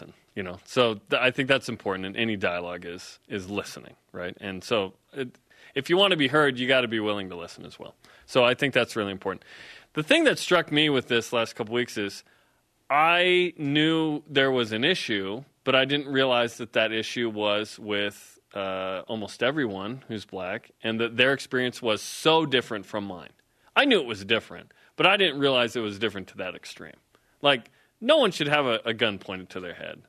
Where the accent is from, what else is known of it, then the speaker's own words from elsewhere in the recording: Salt Lake County / Davis County, Utah, United States; I grew up in Salt Lake County. Grew up in Davis County here in Utah.